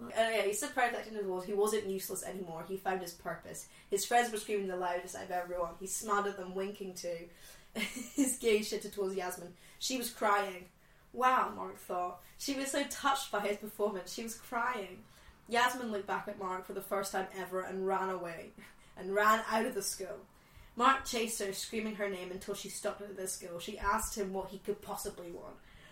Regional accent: Scotland, United Kingdom; I've grown up in Scotland, but my parents are not Scottish.

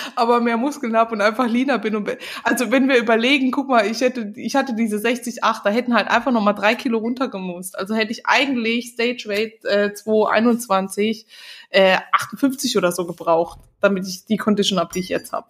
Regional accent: Germany; Bei uns in Deutschland

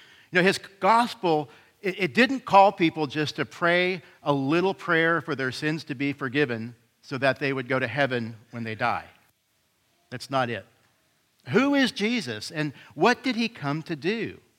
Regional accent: Canada; now in Houston, United States; I'm kind of from Houston, so issues. But it's a blessing to be here this morning. Just by point of disclosure, I'm also a Canadian.

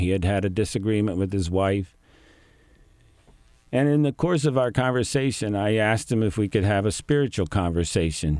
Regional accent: Greenwood, Delaware, United States; born and raised in the Mennonite community of Greenwood

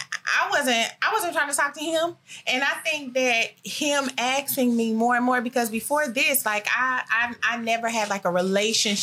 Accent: Kansas City, Missouri, United States; I am born and raised in Kansas City, Missouri

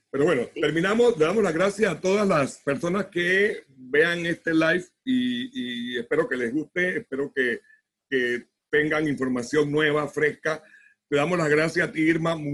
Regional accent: Panama; no es porque yo soy panameño

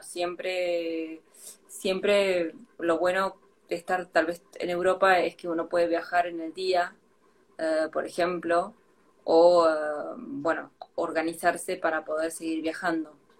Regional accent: Argentina; moved away as an adult; now in France; desde que me fui de Argentina

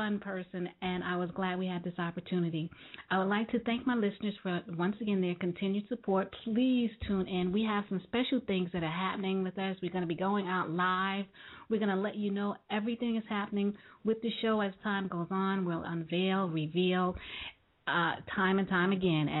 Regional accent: New York, United States; I'm from New York

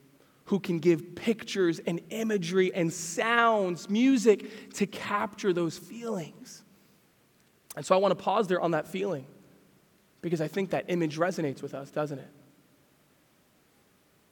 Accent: Pennsylvania, United States; I grew up in Pennsylvania, and I remember watching deer run through the woods.

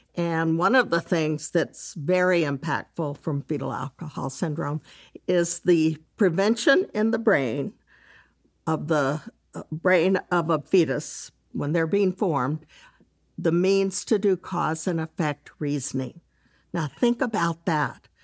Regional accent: Dallas, Texas, United States; I'm from Texas, grew up in Dallas.

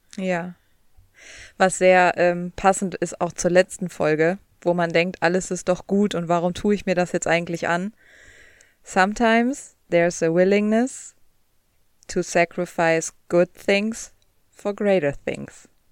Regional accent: Cologne, North Rhine-Westphalia, Germany; moved away as an adult; now in United States; ich komme aus Köln

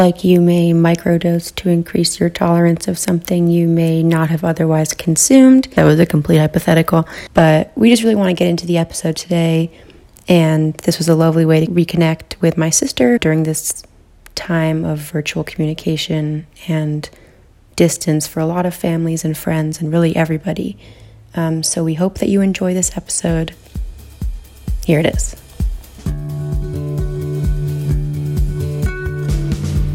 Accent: New York City, New York, United States; we grew up in Brooklyn

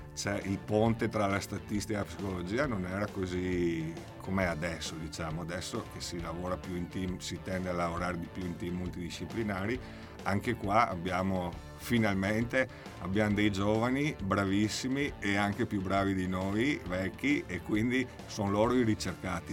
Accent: Vittorio Veneto, Veneto, Italy; io sono di Vittorio Veneto

